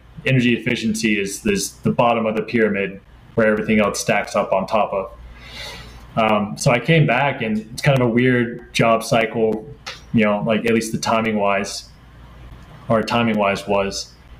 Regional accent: United States; also born or lived in Turin, Italy / Stockholm, Sweden; also difficult to really get a real job as an American abroad, right?

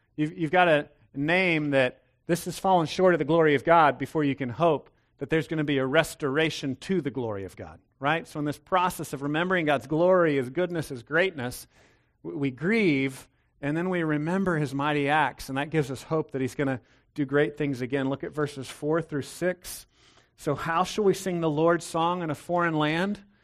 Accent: Texas, United States; I was raised in Texas.

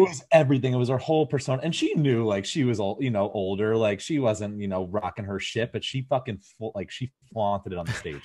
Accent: Fort Lauderdale, Florida, United States; I'm from Florida, um, like Fort Lauderdale area

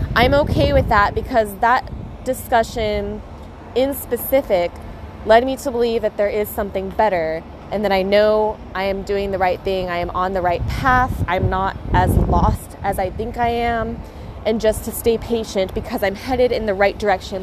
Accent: United States; moved away as an adult; now in Australia; I'm from the States

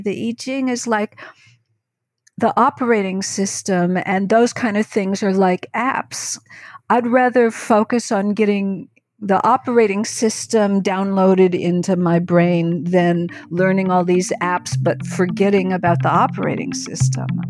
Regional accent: New York, United States; who grew up in New York State

